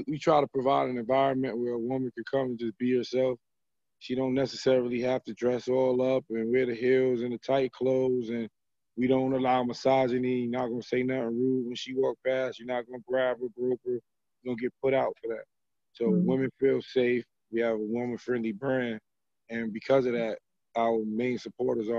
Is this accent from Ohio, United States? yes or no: no; New York City, New York, United States; I'm from Brooklyn, so, you know, I grew up poor